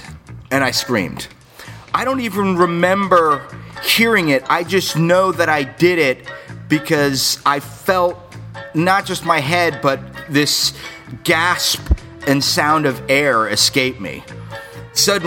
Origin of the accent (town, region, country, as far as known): South Florida, United States; born or raised there; also born or lived in Ozone Park, New York